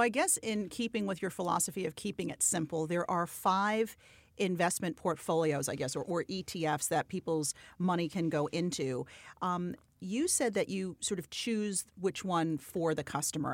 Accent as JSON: {"language": "English", "town": "New York City", "region": "New York", "country": "United States", "tie": "born or raised there", "said": "I, too, am born and bred in New York."}